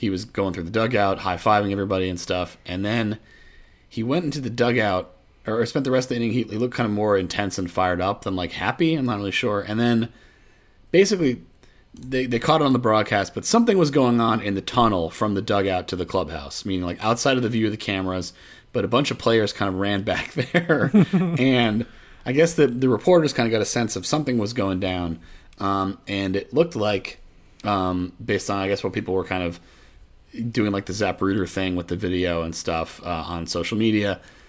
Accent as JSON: {"language": "English", "country": "Puerto Rico", "said": "Of course. I'm from Puerto Rico, man."}